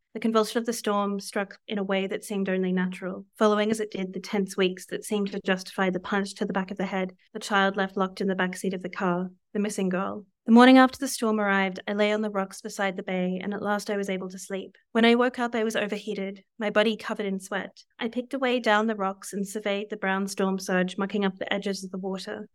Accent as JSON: {"language": "English", "region": "Southeast Australia", "country": "Australia", "tie": "born or raised there", "moved": "as an adult", "lives_now": "New York, United States", "said": "the southeast of Australia where I'm from"}